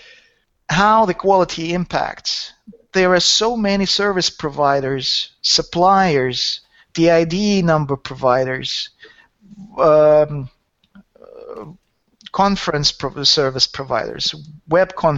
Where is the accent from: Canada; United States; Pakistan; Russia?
Russia; Saint Petersburg; born or raised there; also born or lived in Helsinki, Finland